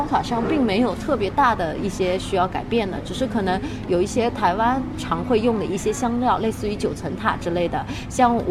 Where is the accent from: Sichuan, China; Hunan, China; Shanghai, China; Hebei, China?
Shanghai, China; accent: Taiwanese; also born or lived in Taiwan / Beijing; 我在台湾只待了七年，然后我现在。二十五周岁，也就是说，另外的十八年更多都是待在上海，当然也有近六七年是在北京，因为我现在在北京读大学，读研究生。